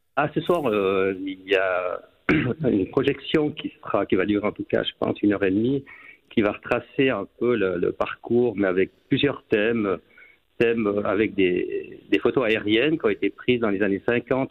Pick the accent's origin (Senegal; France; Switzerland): Switzerland; Port-Valais, Valais; now in Saint-Maurice, Switzerland; je suis passionné par mon village natal